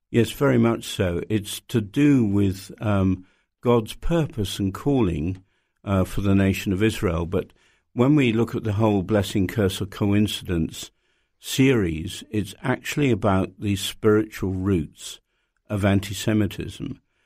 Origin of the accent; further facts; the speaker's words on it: United Kingdom; as a British person